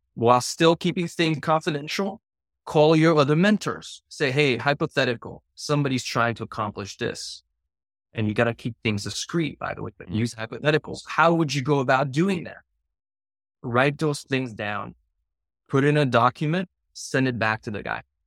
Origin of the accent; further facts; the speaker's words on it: Paris, Île-de-France, France; moved away; I grew up in Paris